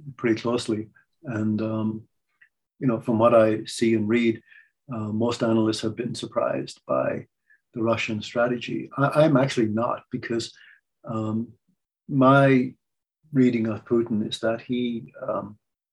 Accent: Ireland; I'm Irish

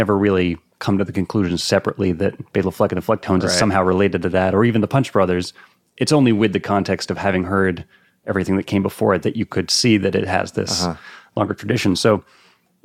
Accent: North Yarmouth, Maine, United States; I'm from Maine, from North Yarmouth, Maine, which is just north of Portland.

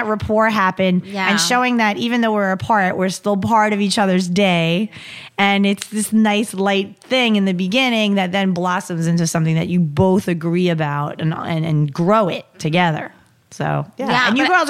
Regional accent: New York, United States; And since we're from New York, we can be like the dude up the block I go watch the Yankee game with.

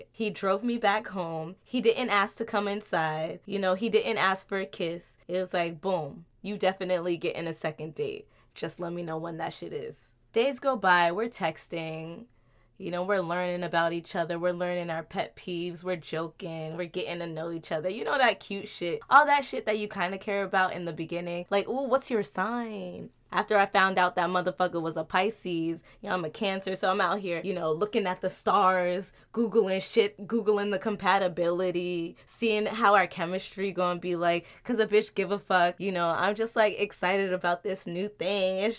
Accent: New Jersey, United States; also born or lived in New York; You know, living and growing up in Jersey and in New York, you see some real shit.

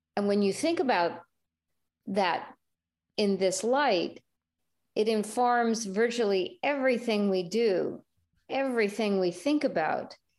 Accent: California, United States; moved away as an adult; also born or lived in Venezuela; as a Californian

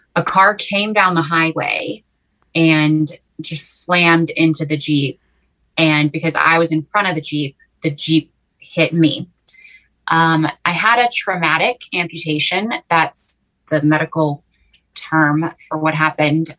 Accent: Waco, Texas, United States; also born or lived in New York City; I'm a Texan. I'm from Waco, born and raised

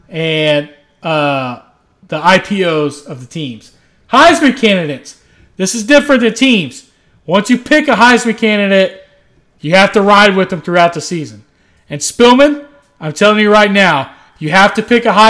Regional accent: Texas, United States; I'm an American-born, Texas-bred patriot

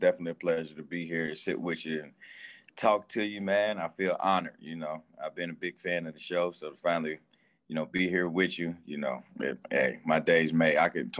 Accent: Louisville, Kentucky, United States; now in Lexington, United States; I grew up in Louisville, Kentucky, so I grew up a Louisville fan.

